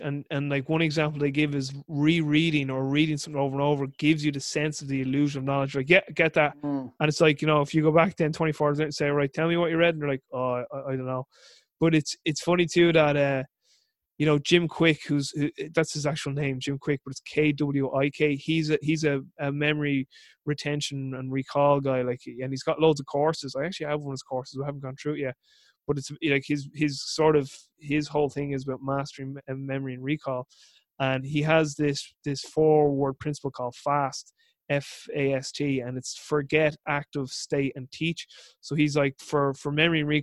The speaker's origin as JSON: {"language": "English", "country": "Ireland", "said": "I'm Irish"}